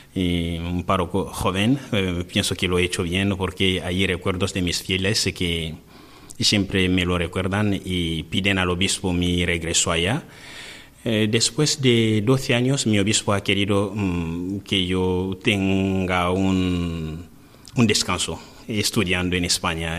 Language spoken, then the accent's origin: Spanish; DR Congo; Spanish is a second language; moved away as an adult; now in Spain; yo que vengo de un país casi perdido en la pobreza